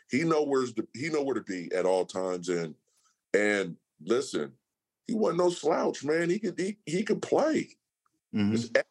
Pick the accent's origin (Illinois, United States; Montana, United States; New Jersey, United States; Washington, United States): Washington, United States; Seattle; Seattle, Washington.